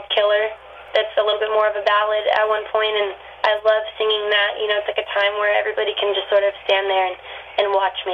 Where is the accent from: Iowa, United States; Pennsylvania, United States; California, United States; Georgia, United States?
California, United States; Manteca; moved away as an adult; Manteca is a really small town